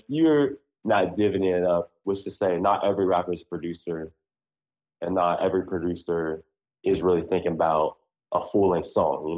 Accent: Columbus, Ohio, United States; I'm from Columbus

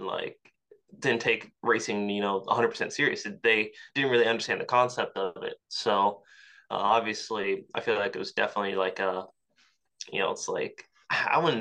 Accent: Yorktown, Virginia, United States; I grew up in Yorktown, Virginia

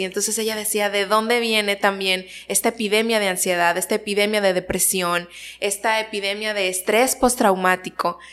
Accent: Ciudad Victoria, Tamaulipas, Mexico; moved away as an adult; now in Nuevo Laredo, Mexico; Yo soy originaria de Ciudad Victoria

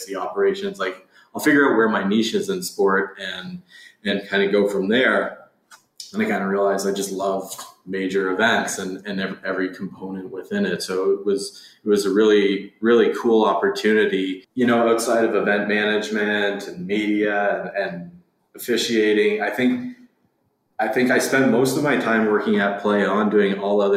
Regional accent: London, Ontario, Canada; I grew up in London, Ontario

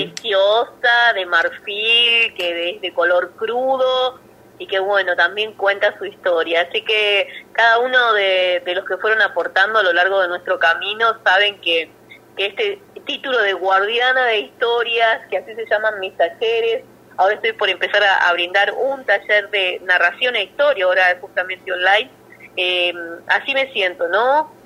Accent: Hinojo, Buenos Aires Province, Argentina; es mi pueblo natal.

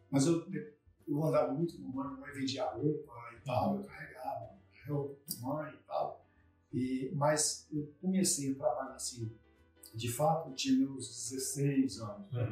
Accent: Vitória, Espírito Santo, Brazil; Eu nasci em Vitória mesmo, eu, eu não moro em Vitória

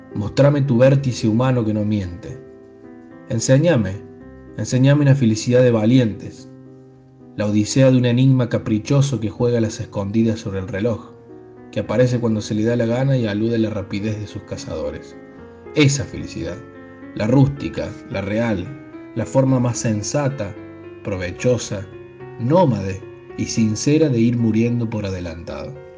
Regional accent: Córdoba, Argentina; nací en Córdoba Capital

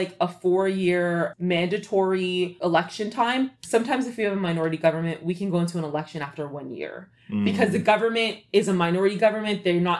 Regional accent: Canada; now in United States; I'm Canadian

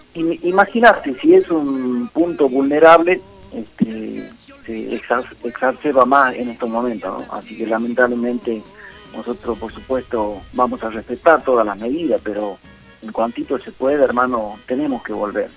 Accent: Morillo, Salta, Argentina; moved away as an adult; now in Tucumán, Argentina; yo nací me crié allá en el Chaco Salteño, en un pueblito que se llama Morillo, pero me ha acerencié como 20 años aquí en Tucumán

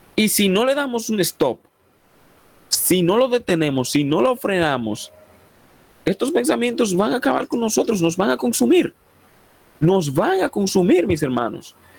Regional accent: Dominican Republic; Soy dominicano por la gracia y el favor de Dios

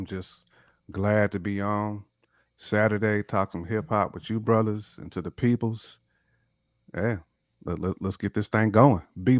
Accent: Louisville, Kentucky, United States; my hometown, Louisville, Kentucky, a.k.a. the 502.

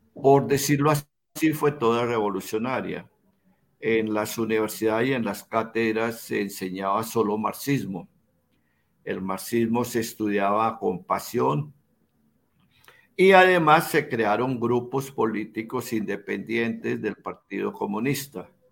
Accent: Bogotá, Colombia; yo soy bogotano

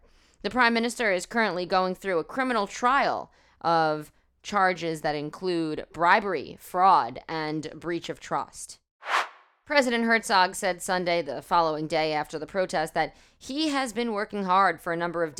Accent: United States; now in Israel; I come from America

